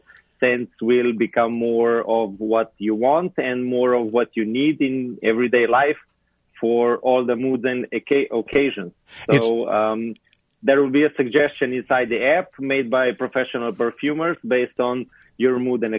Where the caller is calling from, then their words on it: Slovenia; I'm in Slovenia.